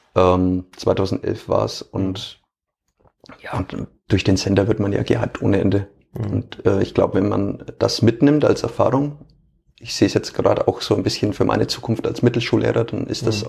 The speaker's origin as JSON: {"language": "German", "area": "Franconia", "region": "Bavaria", "country": "Germany", "accent": "Franconian", "said": "auch ich äh, spreche ab und an einfach mal normales Fränkisch im Stadion oder zumindest unterdrücke ich es nicht komplett."}